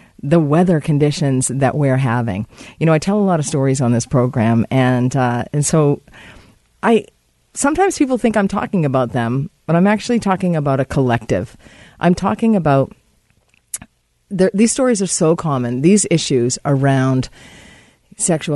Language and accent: English; New England, United States; now in Surrey area, Canada; I am from New England, and I am quite accustomed to this snow